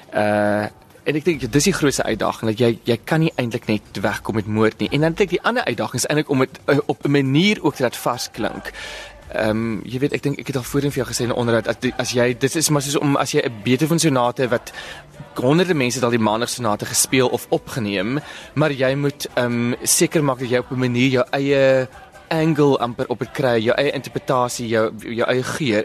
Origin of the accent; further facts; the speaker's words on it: Bellville, Western Cape, South Africa; ek is natuurlik van Belwel oorspronklik